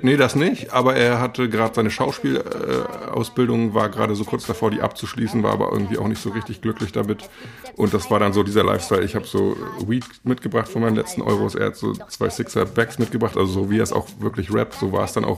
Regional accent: Rostock, Mecklenburg-Vorpommern, Germany; moved away as an adult; now in Berlin, Germany; ich bin Rostocker

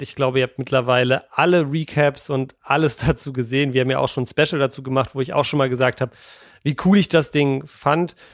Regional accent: Berlin, Germany; als Berliner

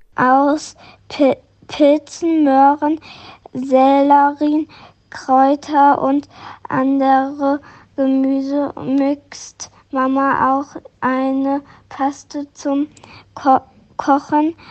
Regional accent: Cologne, North Rhine-Westphalia, Germany; ich bin neun Jahre alt und komme aus Köln

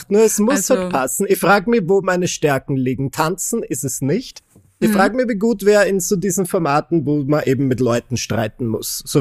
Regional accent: Austria; Ich war ja Anfang des Jahres bereits eine kleine Tanzmaus bei uns in Österreich

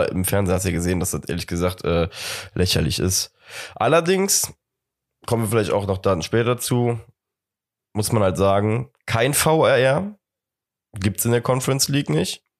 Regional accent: Cologne, North Rhine-Westphalia, Germany; Als Kölner hat man da natürlich immer so ein bisschen die Hoffnung, dass man da irgendein Dortmunder Juwel abgegriffen hat

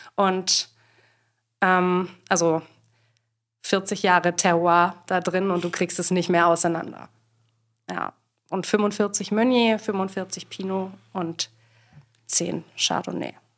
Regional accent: Swabia, Baden-Württemberg, Germany; now in Berlin, Germany; ich komme ursprünglich aus Schwaben, wobei ich das in Berlin echt häufig auch mal verheimliche

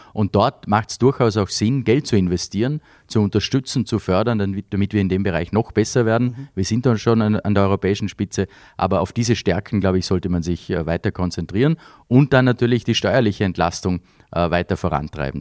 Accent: Vorarlberg, Austria; moved away as an adult; also born or lived in Vienna; Ich bin mit den Festspielen aufgewachsen, natürlich hier in Vorarlberg

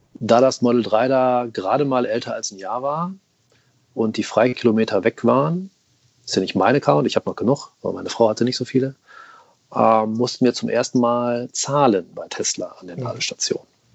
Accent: Rhineland, Germany; ich bin waschechter Rheinländer

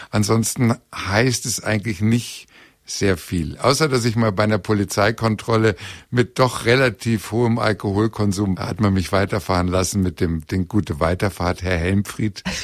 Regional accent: Bremen, Germany; also born or lived in Hannover; aber ich bin ja nur in Hannover geboren und dann in Bremen aufgewachsen. Und äh, das war ein ganz anderes Terrain.

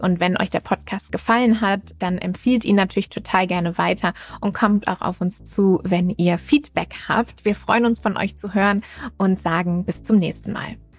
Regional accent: Germany; in unserem ja, sehr autogeprägten Land

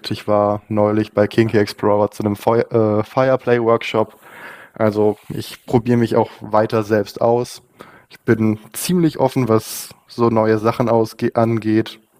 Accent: Baden-Württemberg, Germany; Ich komme aus der Region Baden-Württemberg, so Ecke Heidelberg, Mannheim noch ist in der Nähe.

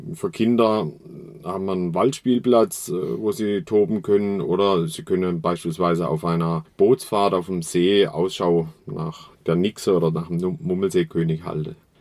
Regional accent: Kinzigtal, Black Forest, Baden-Württemberg, Germany; der Schwarzwald ist meine Heimat. Ja, bin hier geboren im Kinzigtal.

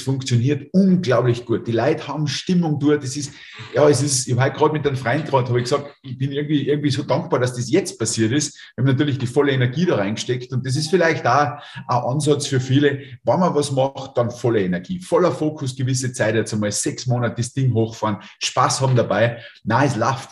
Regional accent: Lungau, Salzburg, Austria; in meiner Heimat. Ja, direkt Luftlinie von mir da einen Kilometer. Ähm, Lungau ist jetzt nicht der Hotspot

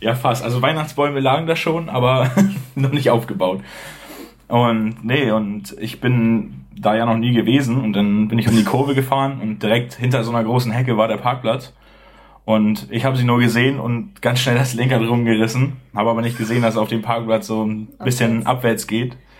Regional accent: Bad Oldesloe, Schleswig-Holstein, Germany; also born or lived in Hamburg; ich ähm, lebe eigentlich schon mein ganzes Leben in Bad Oldesloe, das ist zwischen Lübeck und Hamburg, relativ in der Mitte.

